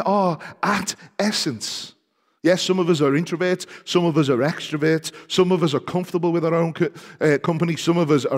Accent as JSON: {"language": "English", "town": "Liverpool", "region": "North West England", "country": "United Kingdom", "said": "part of the People's Republic of Liverpool because we are Scouse before we are English"}